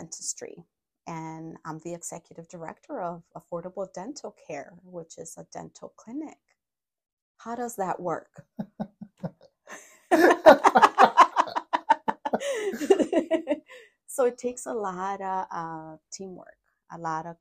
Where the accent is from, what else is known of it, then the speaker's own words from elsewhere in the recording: Los Angeles, California, United States; moved away as an adult; also born or lived in Mexico; now in Madison, United States; And then I grew up in LA. My family migrated to the US when I was 7.